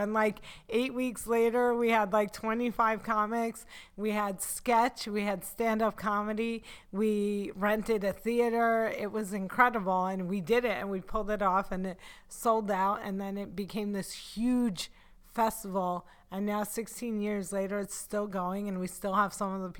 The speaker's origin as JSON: {"language": "English", "town": "Cliffside Park", "region": "New Jersey", "country": "United States", "tie": "born or raised there", "said": "I grew up in Cliffside Park, New Jersey."}